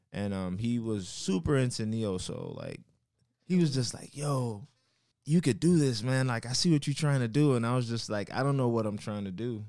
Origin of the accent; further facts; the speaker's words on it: Miami, Florida, United States; also born or lived in Carol City; I'm from Miami, Florida.